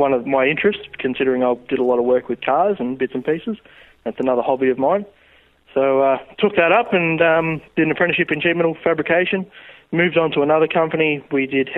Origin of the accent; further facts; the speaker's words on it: Romsey, Victoria, Australia; also born or lived in Sunbury / Lancefield; I grew up in Romsey. I was born in Tunbury, grew up in Romsey. Have lived there all my life until just recently.